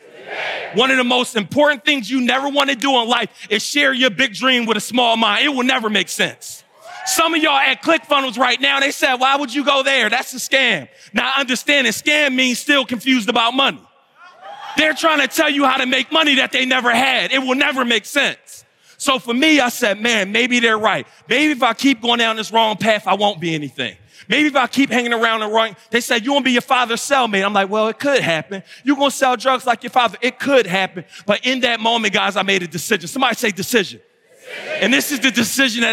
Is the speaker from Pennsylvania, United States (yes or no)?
yes; Philadelphia, Pennsylvania, United States; I'm from West Philly.